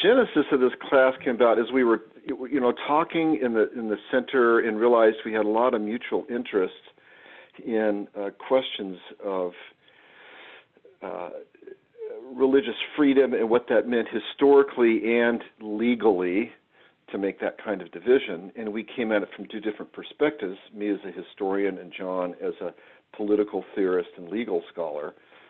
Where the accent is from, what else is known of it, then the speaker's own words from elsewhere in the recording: West Coast, United States; Grew up a West Coast boy, went to school in the West Coast, and then graduate school in the East Coast, and taught for many years on the West Coast